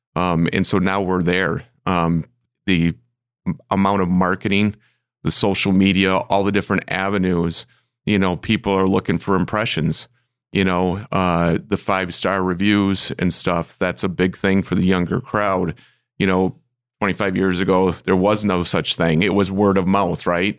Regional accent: Michigan, United States; moved away as an adult; also born or lived in Arizona / South Carolina; I'm a Michigander

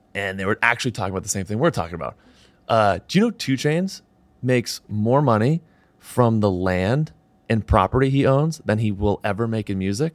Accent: Southern New Hampshire, United States; moved away; I'm from Southern New Hampshire originally

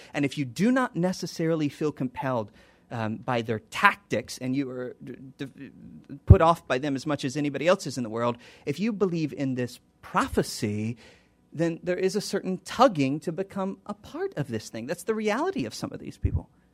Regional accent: United States; I'm an American

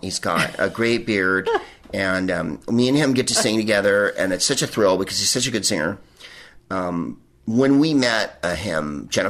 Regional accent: Northern California, United States; we're from Northern California, so Oregon is an extension of Northern California.

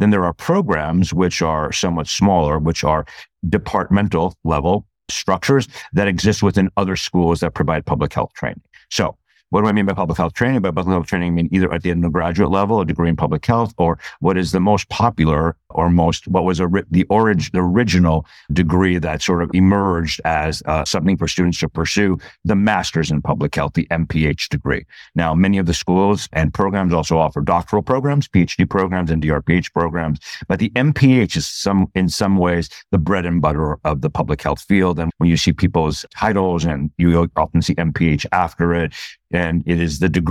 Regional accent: New York City, New York, United States; also born or lived in New Jersey; New York City guy through and through. I'm not like a guy who came to New York later. I was born here. I was born in Astoria General Hospital, like in Queens. I've been here my whole life

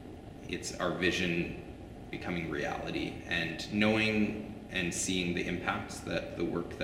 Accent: Calgary, Alberta, Canada; as a kid growing up in Calgary

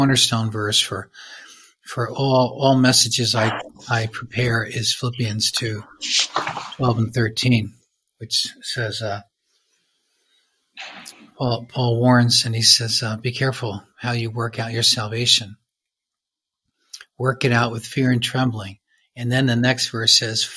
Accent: United States; I'm from the States.

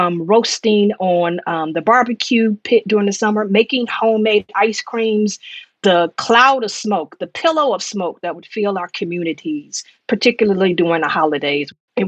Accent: Detroit, Michigan, United States; moved away; also born or lived in New York City / South Freeport; I was born and raised in Detroit, and the summer times there were really, really special, particularly because I have parents who were part of the Great Migration

